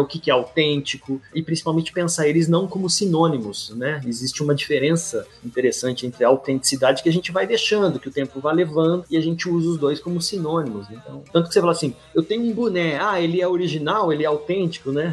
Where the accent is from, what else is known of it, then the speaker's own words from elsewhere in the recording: Brazil; nós, enquanto brasileiros, latino-americanos